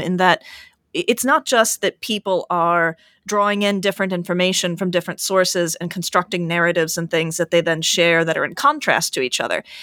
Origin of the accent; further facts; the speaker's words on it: United States; as an American